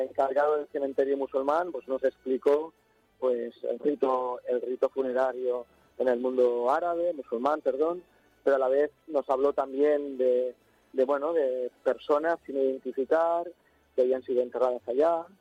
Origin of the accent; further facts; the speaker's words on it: Catalonia, Spain; Nosotros somos de Cataluña y hay un colegio de Lleida, pero los demás son de Barcelona